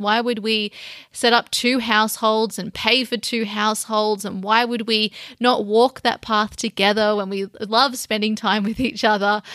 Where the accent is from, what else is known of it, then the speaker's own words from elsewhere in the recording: Sydney, New South Wales, Australia; my hometown with all my family and old friends